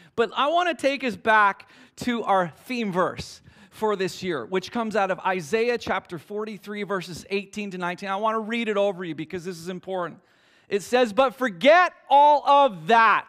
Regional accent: Canada; me and my friends, we're from Canada

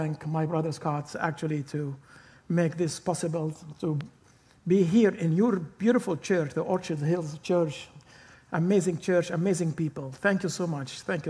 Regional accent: Jerusalem, Jerusalem District, Israel; Well, I live in the Old City. I was born in the Old City of Jerusalem, in the Christian Quarter.

